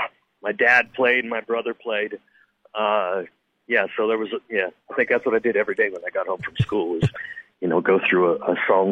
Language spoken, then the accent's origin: English; California, United States; Yes, sir, out in Orange County.